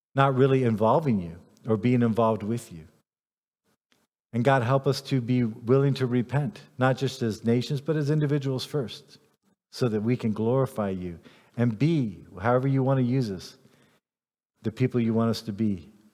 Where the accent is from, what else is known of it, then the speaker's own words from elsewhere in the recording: United States; I'm an American